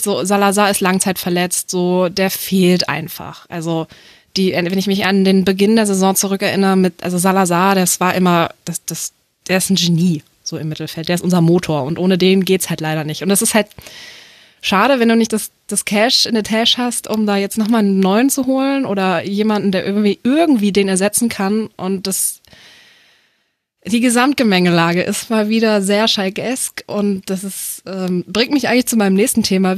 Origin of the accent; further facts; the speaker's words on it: Hanover, Lower Saxony, Germany; Ich komme aus Hannover